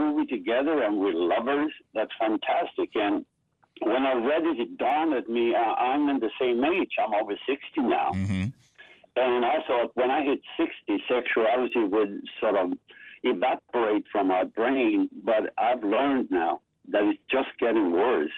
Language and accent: English; Sweden; Swedes were very, very poor up to the Second World War. Then we got all the money